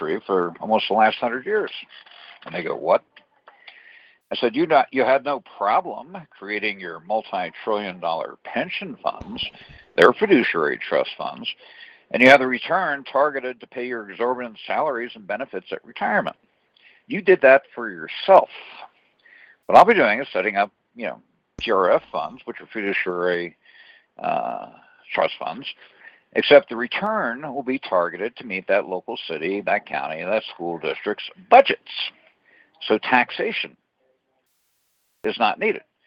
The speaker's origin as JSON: {"language": "English", "region": "New Jersey", "country": "United States", "tie": "born or raised there", "moved": "yes", "lives_now": "New Mexico, United States", "said": "I grew up in New Jersey, which has excessively high taxes"}